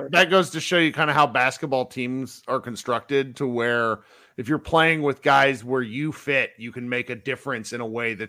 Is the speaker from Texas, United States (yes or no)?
yes; Coppell, Texas, United States; also born or lived in California; So I grew up here in North Texas. I went to Coppell High School.